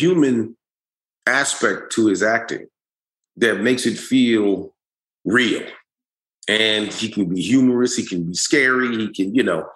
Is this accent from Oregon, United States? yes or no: no; New York City, New York, United States; we are from Harlem